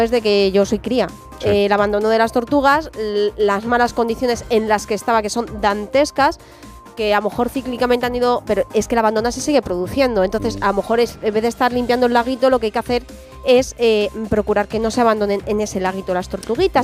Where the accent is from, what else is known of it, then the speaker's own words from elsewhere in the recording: San Sebastián de los Reyes, Community of Madrid, Spain; yo soy de San Sebastián de los Reyes, yo por ese parque y, y, concretamente por ese lago pasaba todos los días cuando iba al instituto